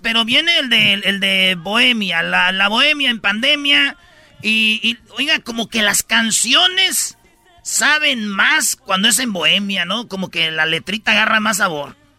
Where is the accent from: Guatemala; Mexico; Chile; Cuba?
Mexico; Jiquilpan, Michoacán; yo tenía que cinco años Todavía andaba ahí gateando en Jiquilpan, Michoacán